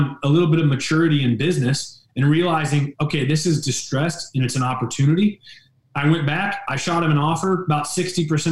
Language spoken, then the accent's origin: English; St. Joseph, United States; 25 years plus in San Joe, my hometown.